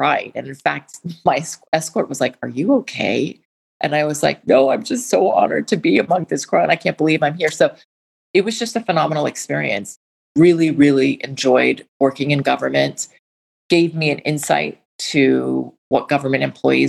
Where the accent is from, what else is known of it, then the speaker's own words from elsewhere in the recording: Washington, District of Columbia, United States; I grew up in Washington, D.C.